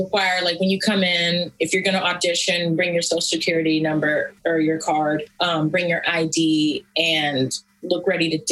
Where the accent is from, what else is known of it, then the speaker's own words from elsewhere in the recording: Atlanta, Georgia, United States; now in Los Angeles, United States; I'm from Atlanta